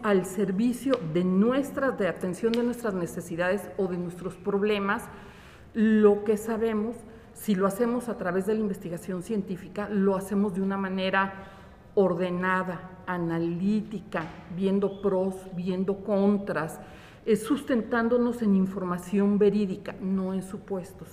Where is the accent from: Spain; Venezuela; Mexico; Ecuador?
Mexico; Una de las grandes características que tenemos, yo creo que como mexicanos, como nacionalidad, tiene que ver con la creatividad